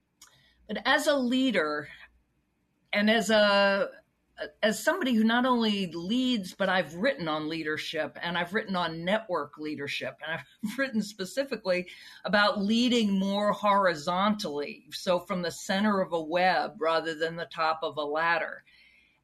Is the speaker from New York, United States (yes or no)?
no; Charlottesville, Virginia, United States; I grew up in Charlottesville, Virginia, home of Thomas Jefferson